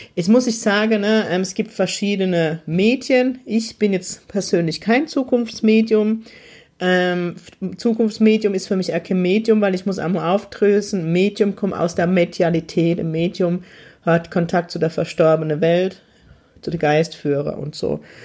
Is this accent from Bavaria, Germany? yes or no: no; Heidelberg, Baden-Württemberg, Germany; in meiner Heimatstadt Heidelberg